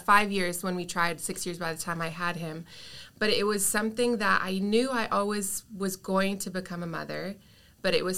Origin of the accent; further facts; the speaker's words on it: Canada; moved away as an adult; now in Redding, United States; I am Canadian, so I was from Canada before I moved to Reading.